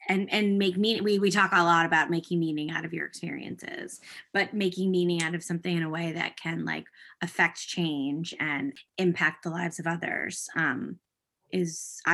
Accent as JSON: {"language": "English", "country": "United States", "moved": "yes", "lives_now": "Canada", "said": "I am an American"}